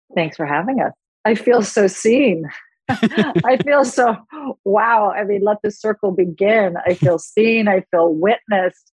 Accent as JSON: {"language": "English", "town": "New York City", "region": "New York", "country": "United States", "tie": "born or raised there", "also_born_or_lived": "Los Angeles", "moved": "yes", "said": "I grew up in New York City and I was a trained actress"}